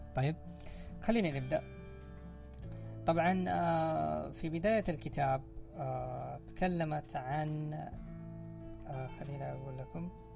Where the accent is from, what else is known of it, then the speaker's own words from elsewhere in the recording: Saudi Arabia; عندنا في الخليج ولا عندنا في المملكة العربية السعودية